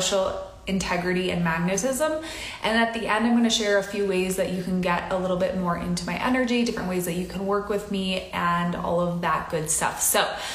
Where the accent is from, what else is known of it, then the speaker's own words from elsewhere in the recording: Midwest, United States; I grew up in the Midwest